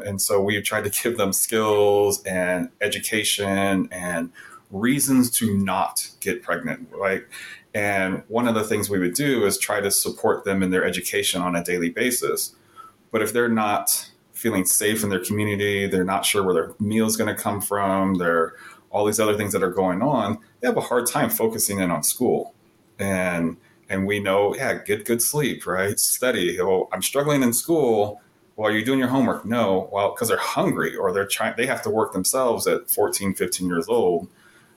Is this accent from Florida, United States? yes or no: no; Southern California, United States; moved away; I grew up very privileged in Southern California